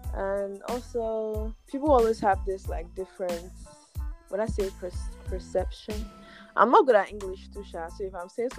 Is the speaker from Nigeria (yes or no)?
yes; Nigeria; I'm a Niger babe. I always want to make sure everybody knows that I'm from Nigeria. I'm a Niger babe.